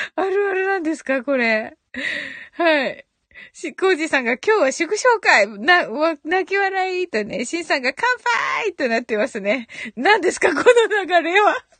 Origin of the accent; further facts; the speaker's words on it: Kyushu, Japan; 九州人なんでソフトバンクのファン